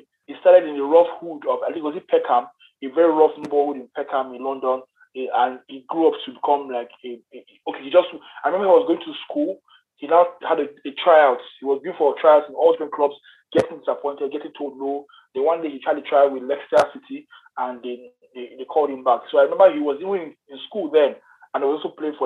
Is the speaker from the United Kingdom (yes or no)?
no; Nigeria; I'm a Nigerian